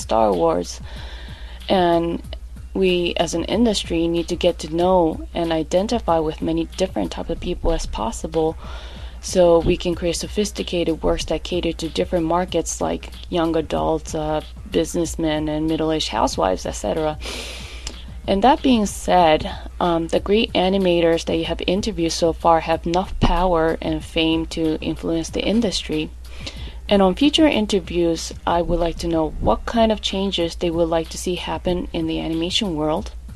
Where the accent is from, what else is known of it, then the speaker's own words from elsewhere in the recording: Japan; now in New York, United States; I was born in Japan, and I grew up immersing myself in manga and anime